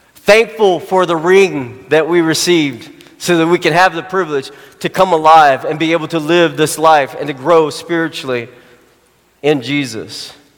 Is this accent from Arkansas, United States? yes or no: yes; Arkansas, United States; Arkansas is my hometown, grown, born, born and raised there